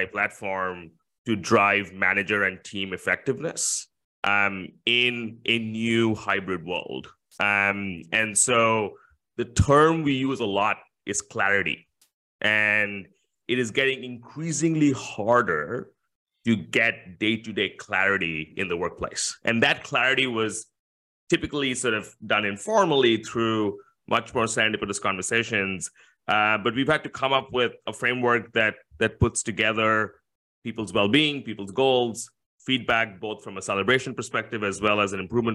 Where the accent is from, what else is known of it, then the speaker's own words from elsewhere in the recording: India; moved away as an adult; also born or lived in California / New York / Latin America; now in Singapore; I was born in India and moved to Singapore initially for university